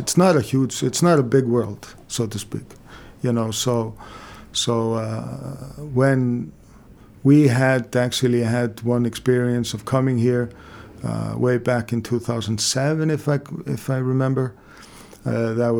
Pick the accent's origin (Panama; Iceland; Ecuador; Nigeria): Iceland